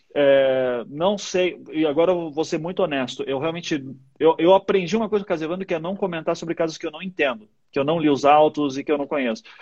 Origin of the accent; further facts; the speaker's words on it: Paraná, Brazil; also born or lived in Recife; eu sou do Paraná, né? Nasci em Recife, mas assim, cresci a vida inteira no Paraná